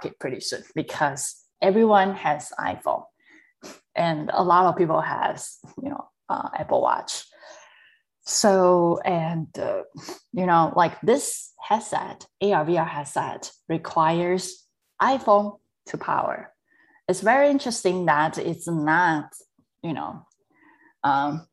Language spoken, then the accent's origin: English; Taiwan; I was born and raised in Taiwan